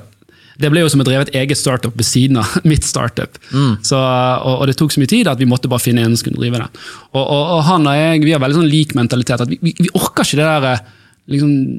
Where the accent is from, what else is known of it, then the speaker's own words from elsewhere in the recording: Bergen, Vestland, Norway; der jeg vokste opp på Sandsli